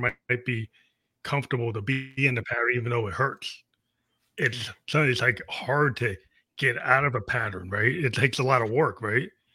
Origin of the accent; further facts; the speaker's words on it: outside of Boston, Massachusetts, United States; I grew up outside of Boston